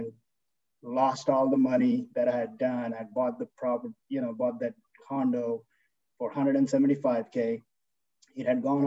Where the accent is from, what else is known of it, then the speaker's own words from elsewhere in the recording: India; moved away as an adult; now in United States; I grew up in India. You know, I was there for 22 years, came here for my grad school.